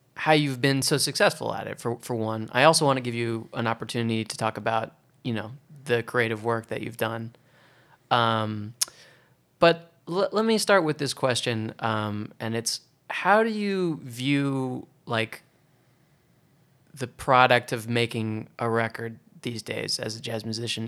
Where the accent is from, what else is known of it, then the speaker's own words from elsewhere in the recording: Oregon, United States; now in New York, United States; I'm from Oregon